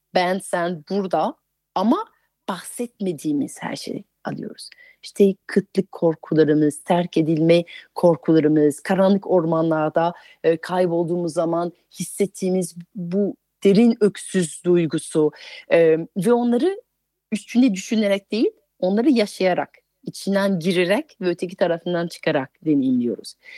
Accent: France; Turkish is a second language; moved away as an adult; now in Turkey; Fransızım, yerli yabancıyım çünkü 20 yıldır Türkiye'de yaşıyorum

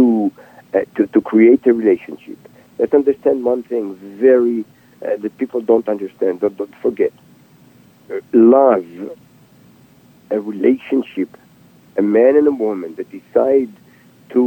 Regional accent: Israel; now in United States; I was born and raised in Israel

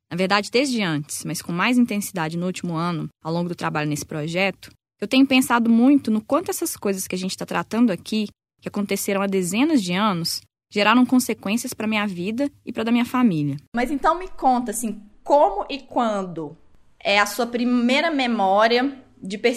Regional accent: Vespasiano, Minas Gerais, Brazil; Nós nascemos e fomos criadas em Vespasiano, na região metropolitana de Belo Horizonte.

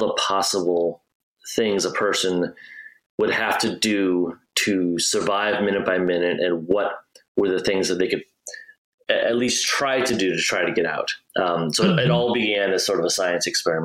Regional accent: Midwest, United States; Like I grew up in the Midwest, not around any big bodies of water

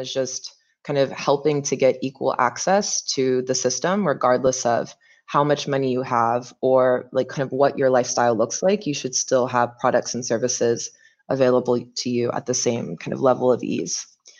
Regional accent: North Carolina, United States; moved away as an adult; also born or lived in Mauritania; I am from North Carolina, born and raised. I spent my first 21 years in that state, so didn't bounce around too much.

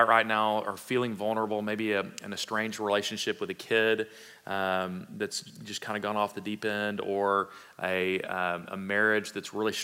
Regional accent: Fort Worth, Texas, United States; my background growing up in Fort Worth, right? Cowtown or not, I did not have a lot of livestock running around in Southwest Fort Worth

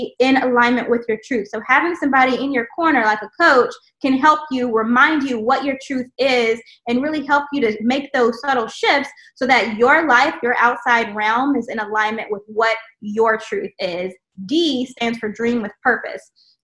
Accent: the South, United States; I grew up in the South

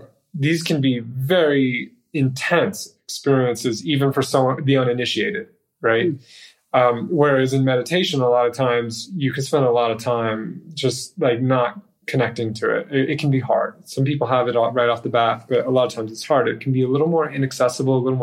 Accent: United States

